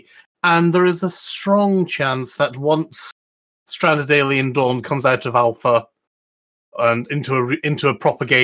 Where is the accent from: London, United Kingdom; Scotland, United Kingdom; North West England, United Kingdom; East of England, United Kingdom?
Scotland, United Kingdom; being Scottish